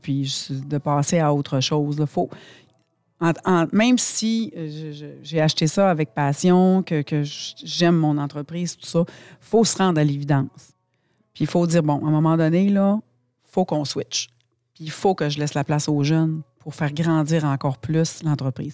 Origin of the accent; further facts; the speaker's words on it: Saguenay, Quebec, Canada; en tant que Québécois, en tant que Canadien, en tant que Saguenayen